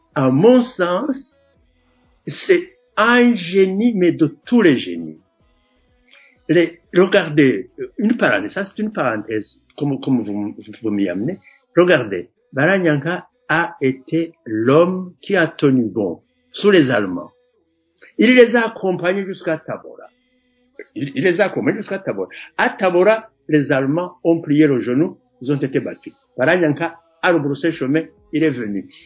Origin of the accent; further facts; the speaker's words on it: Makebuko, Gitega Province, Burundi; Moi, je suis de Makebuko, euh, dans le la partie sud de, la province de Gitega.